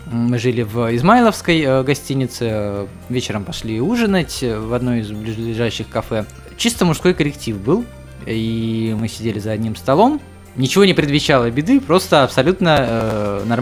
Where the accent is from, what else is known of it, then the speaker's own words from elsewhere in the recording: Volgorechensk, Kostroma Oblast, Russia; Я из Волгореченска, там э, родился, учился и рос.